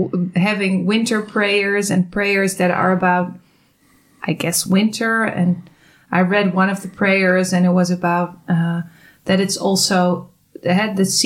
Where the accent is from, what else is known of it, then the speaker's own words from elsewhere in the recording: California, United States; now in Milwaukee, United States; So we're from California and now we're in Milwaukee.